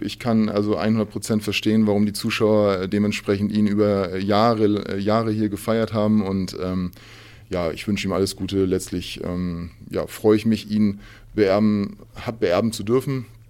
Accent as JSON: {"language": "German", "region": "Hamburg", "country": "Germany", "tie": "born or raised there", "said": "Ich bin in Hamburg geboren"}